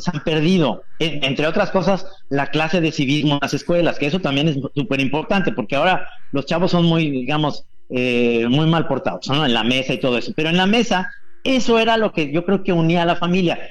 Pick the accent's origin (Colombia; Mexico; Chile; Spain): Mexico; somos todos los mexicanos